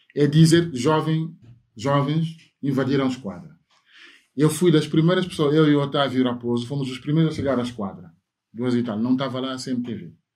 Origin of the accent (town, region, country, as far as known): Portugal